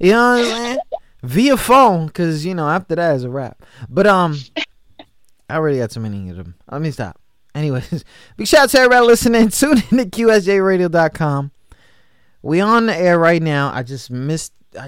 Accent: New York, United States; I'm from New York

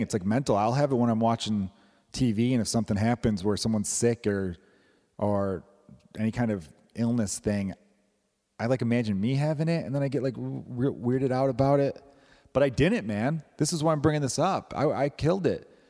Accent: Chicago, Illinois, United States; I grew up in Chicago

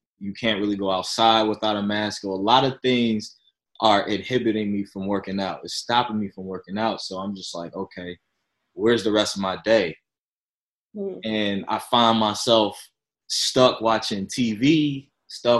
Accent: Chicago, Illinois, United States; moved away as an adult; now in San Diego, United States; I'm originally from Chicago, Illinois, moved out here to San Diego around like 2017

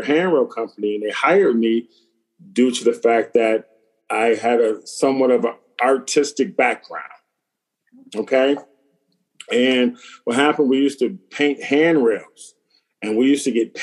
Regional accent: Buffalo, New York, United States; where I'm from in Buffalo, New York, there's always a corner store

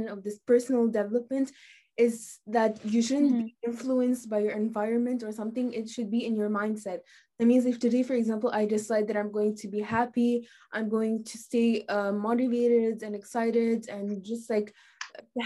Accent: Tunisia; now in Bahrain; I'm from Tunisia, and I'm a student at the French International School of Bahrain in grade 10

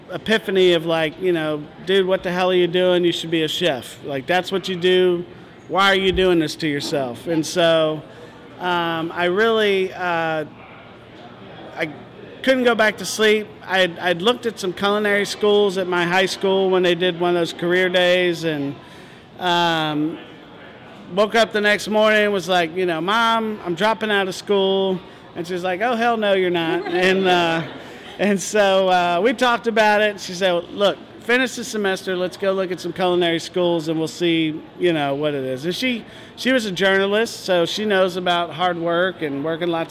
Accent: Northern Virginia, United States; also born or lived in Richmond, Virginia; I was born in Richmond and grew up just outside of D.C. in Northern Virginia.

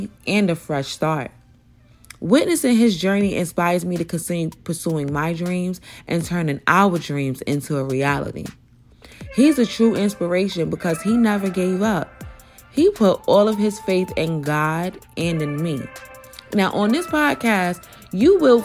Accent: New York City, New York, United States; I'm from Brooklyn, New York, Bed-Stuy to be exact

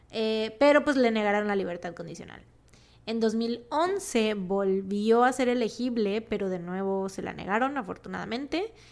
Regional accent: Veracruz, Mexico; somos de Veracruz

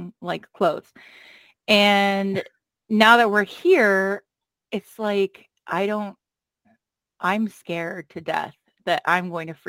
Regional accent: Los Angeles, California, United States; also born or lived in Nevada; now in Ohio, United States; L.A. So, like, I was in the Valley, San Fernando Valley.

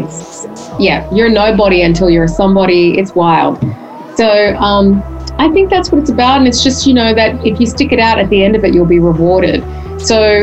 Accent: Darwin, Northern Territory, Australia; moved away as an adult; now in United States; I'm a girl from Darwin. I grew up in a Greek household in Darwin, and then I moved to the other side of the world to pursue my dreams

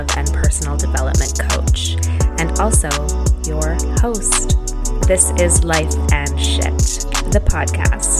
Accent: Calgary, Alberta, Canada; we're both from Calgary

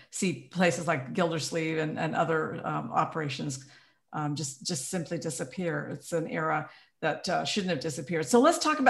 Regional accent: Juneau, Alaska, United States; I'm from Juneau, sure. And that's kind of my hometown. When I grew up, I could smell the pulp mill from Sitka wafting over to Auk Bay where I lived

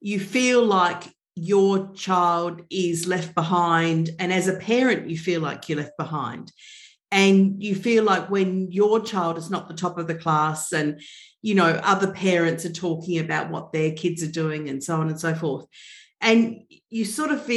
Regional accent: Melbourne, Victoria, Australia; I'm from Melbourne in Australia.

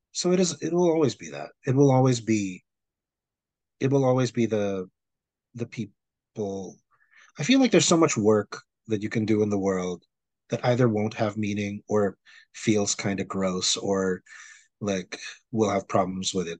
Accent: Philippines; also born or lived in Manila; now in New York City, United States; When I was growing up in the Philippines

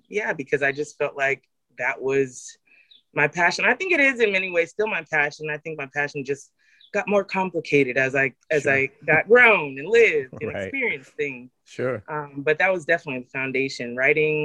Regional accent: Central Valley, California, United States; I grew up in the Central Valley

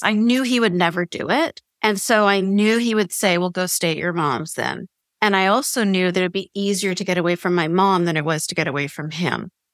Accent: Canada

